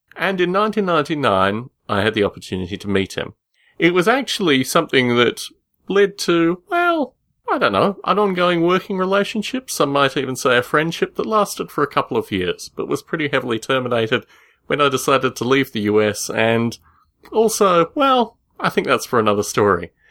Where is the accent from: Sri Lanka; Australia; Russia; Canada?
Australia; When I was growing up in Australia